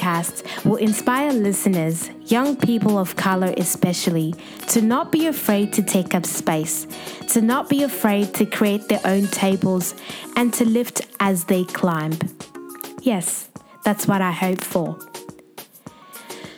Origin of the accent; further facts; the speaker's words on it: Zimbabwe; also born or lived in Western Australia; now in Sydney, Australia; I'm a young Zimbabwean based in Sydney, Australia, and it's been over a year since I moved here from the Western State